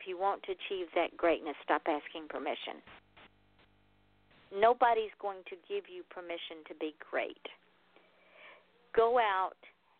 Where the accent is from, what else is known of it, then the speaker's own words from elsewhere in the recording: the South, United States; Well, I'm from the South. I can't help it. Welcome to my home.